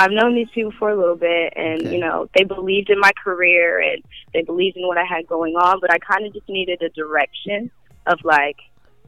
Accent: Chicago, Illinois, United States; moved away; also born or lived in Los Angeles; I grew up in Chicago, so I kind of feel like I got most of my, you know, foundations

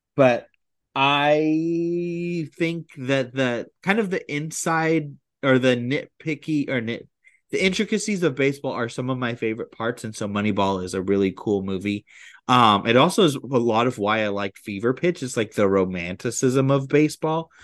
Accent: California, United States; moved away; I'm from California

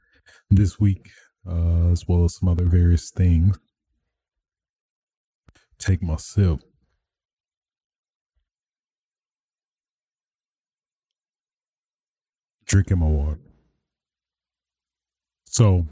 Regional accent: Michigan, United States; the governor of Michigan, my hometown.

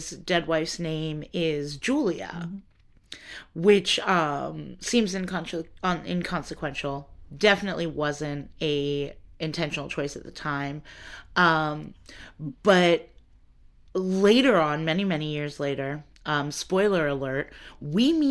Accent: United States; as an American

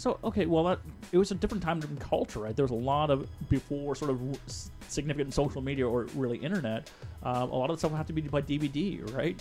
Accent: Canada; as a Canadian

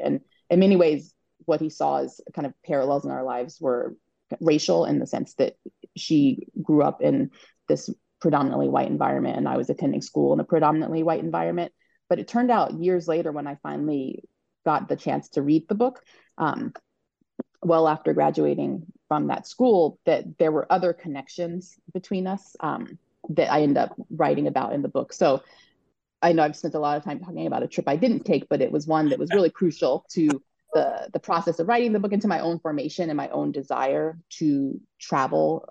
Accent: Colorado, United States; I grew up in Colorado um, as part of a family that originated in Alabama

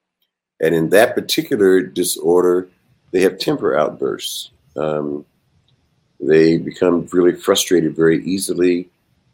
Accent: Tuskegee, Alabama, United States; Originally, I'm from Alabama. I grew up in Tuskegee Institute

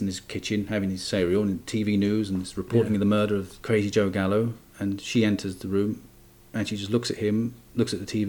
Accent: London, United Kingdom; I'm from London

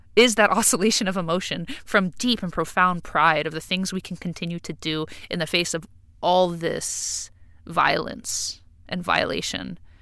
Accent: Hawaii, United States; as a Hawaiian

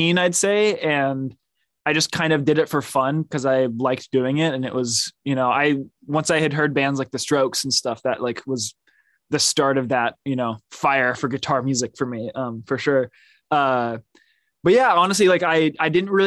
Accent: Oakland, California, United States; also born or lived in Berkeley, California; grew up in Oakland

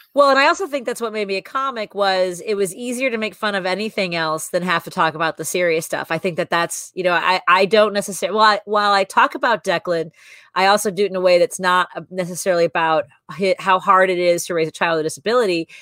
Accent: Chicago, Illinois, United States; the house I grew up in, the, the, apartment I grew up in on Northwest Highway

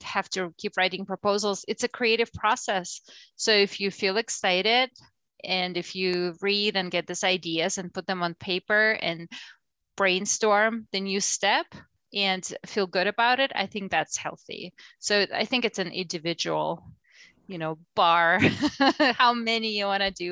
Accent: Russia; moved away as an adult; now in United States; I'm from Russia originally, so my academic career started there

